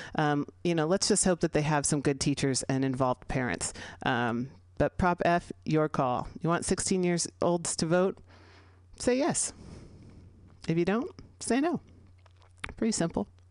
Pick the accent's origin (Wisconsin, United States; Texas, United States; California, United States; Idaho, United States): California, United States; San Francisco; here in San Francisco, California, my hometown